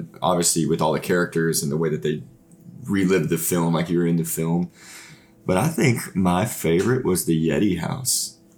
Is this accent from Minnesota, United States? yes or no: no; Fort Smith, Arkansas, United States; we're from Fort Smith, Arkansas, so it would be cool to do something like that in our hometown